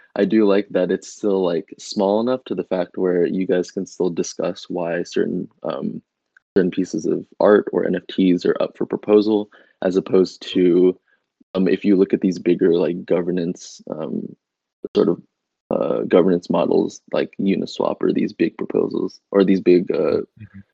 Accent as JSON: {"language": "English", "country": "Indonesia", "said": "my home country of Indonesia"}